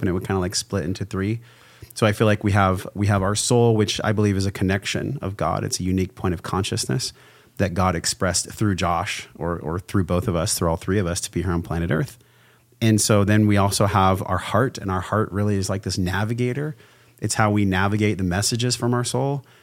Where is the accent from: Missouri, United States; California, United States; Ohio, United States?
California, United States; La Mesa; I came from La Mesa, California, which is like East County, San Diego. And, um, I was raised by a mom